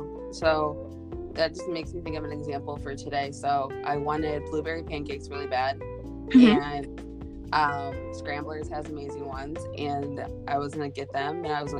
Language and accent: English; United States